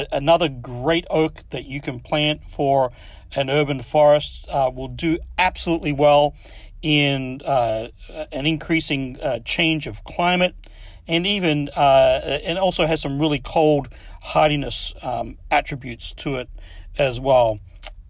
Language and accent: English; Adelaide, South Australia, Australia; also born or lived in Midwest, United States; now in United States; when I was a kid, I grew up in Adelaide, Australia